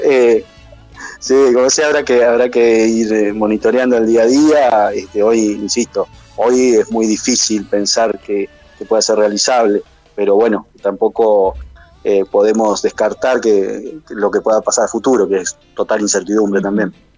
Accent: Gualeguaychú, Entre Ríos, Argentina; como gualeguaychuense

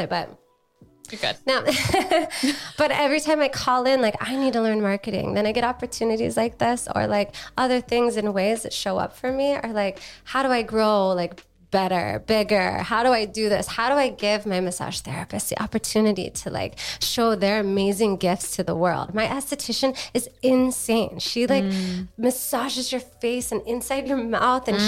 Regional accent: Hawaii, United States; now in San Diego, United States; I grew up in Hawaii

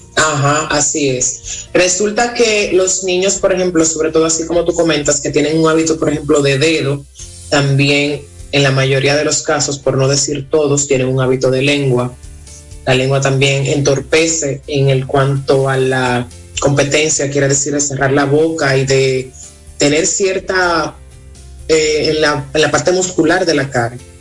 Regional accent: Dominican Republic; nosotros somos dominicanos

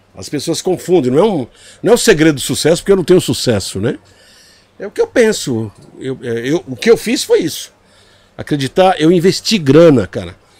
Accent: Brazil; a primeira vez que eu saí do Brasil

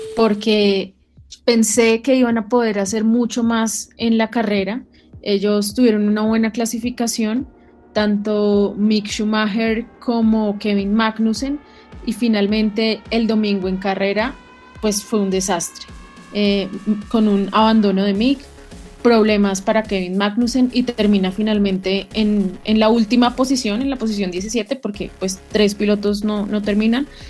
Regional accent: Colombia; como colombianos

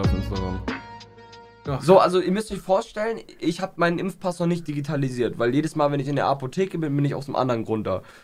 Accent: Aachen, North Rhine-Westphalia, Germany; also born or lived in Inden; ich bin hier in Aachen groß geworden

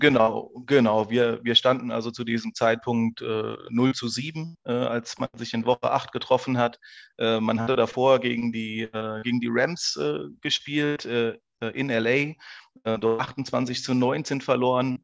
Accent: Saarland, Germany; zu Hause heißt im Saarland, also ich bin Saarländer.

